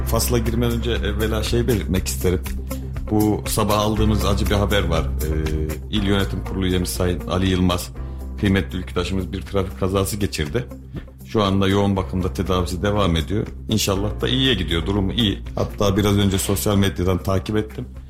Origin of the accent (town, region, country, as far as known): Kayseri Province, Turkey